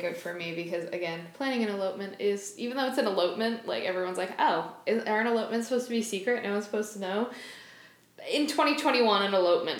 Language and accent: English; Limington, Maine, United States; Lymington is my hometown.